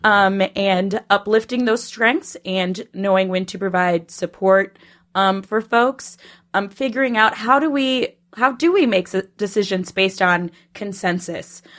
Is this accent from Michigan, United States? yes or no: no; Minnesota, United States; moved away as an adult; also born or lived in Poughkeepsie; now in New York, United States; I'm originally from Minnesota